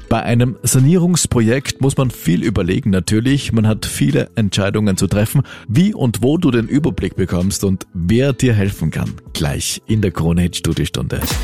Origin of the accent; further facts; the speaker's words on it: Austria; bei uns in Österreich